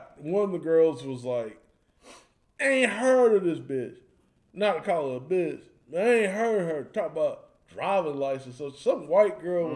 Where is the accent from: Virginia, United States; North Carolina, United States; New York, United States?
North Carolina, United States; High Point; I was born in High Point.